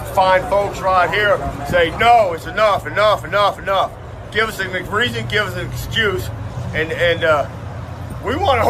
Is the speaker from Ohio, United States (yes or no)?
yes; Cincinnati, Ohio, United States; I'm from Cincinnati.